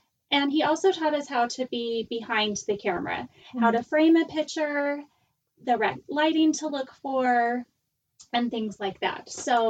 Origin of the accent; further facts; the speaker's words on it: Miami, Florida, United States; we grew up in Miami